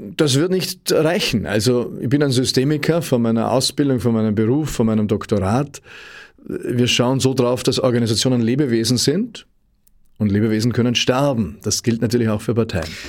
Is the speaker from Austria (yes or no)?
yes; Austria